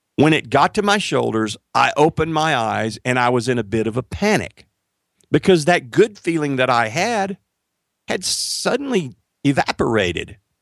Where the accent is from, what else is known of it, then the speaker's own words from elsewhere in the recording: Marshall, Texas, United States; I moved back to my hometown of Marshall, Texas.